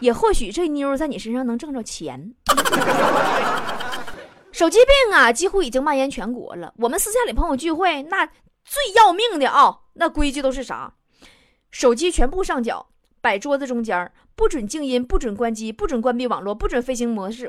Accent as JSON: {"language": "Chinese", "region": "Inner Mongolia", "country": "China", "tie": "born or raised there", "moved": "yes", "said": "我老家内蒙古"}